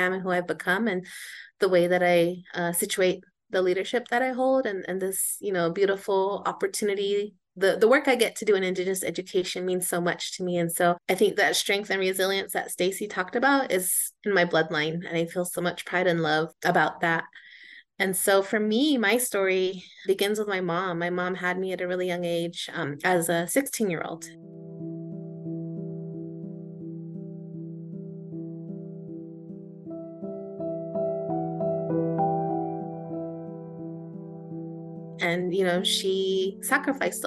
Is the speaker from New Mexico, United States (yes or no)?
yes; Pueblo of Laguna, New Mexico, United States; I am from the Pueblo of Laguna, which is about 45 miles west of Albuquerque